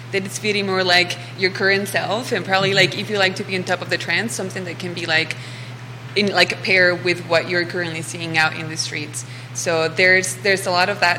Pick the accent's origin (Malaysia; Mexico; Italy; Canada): Mexico; now in Charlottesville, United States; I'm originally from Mexico. I've been in Charlottesville for the last year or so.